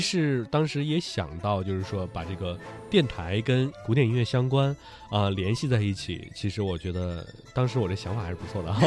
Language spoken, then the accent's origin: Chinese; Northeast China, China; accent: Northeastern Mandarin (东北话); 东北话就是这样